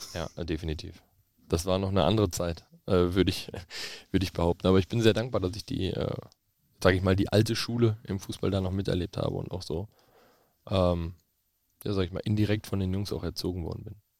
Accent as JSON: {"language": "German", "town": "Bochum", "region": "North Rhine-Westphalia", "country": "Germany", "tie": "born or raised there", "also_born_or_lived": "Witten", "said": "ich bin Bochumer Junge"}